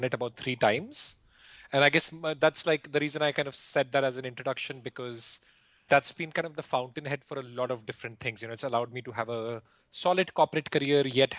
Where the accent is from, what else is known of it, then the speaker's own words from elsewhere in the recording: India; I grew up in India